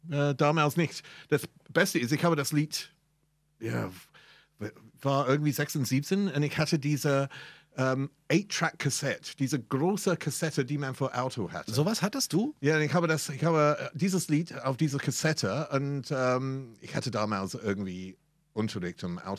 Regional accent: England, United Kingdom; German is a second language; moved away; ich bin Engländer.

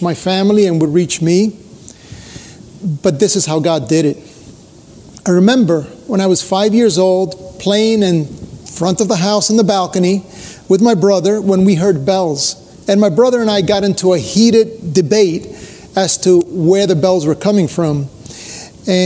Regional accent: Cuba; now in United States; I was born in Cuba

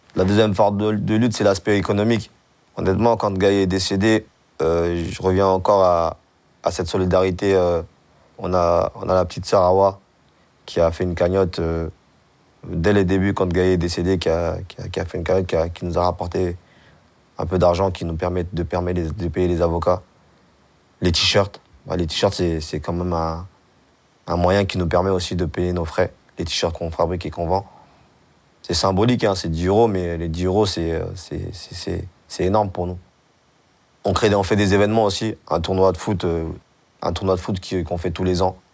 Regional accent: Mali; now in France; on est des Maliens, euh, on est des Soninkés.

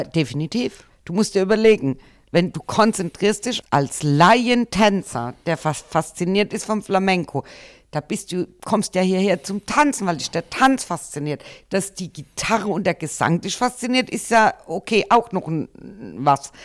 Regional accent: Germany; bei uns in Deutschland

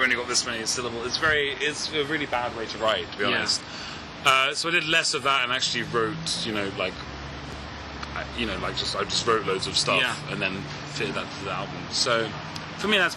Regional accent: England, United Kingdom; I'm English

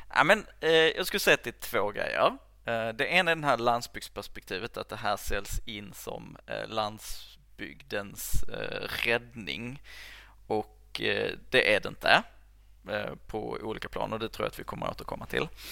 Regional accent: Höör, Skåne, Sweden; jag är ju uppväxt i Hör som ligger liksom mitt ja. i Skåne

